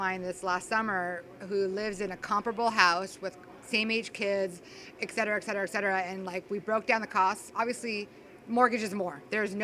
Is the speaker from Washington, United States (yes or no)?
no; Los Angeles, California, United States; moved away as an adult; also born or lived in Huntington Beach, California; now in Arizona, United States; Born and raised in Los Angeles, California.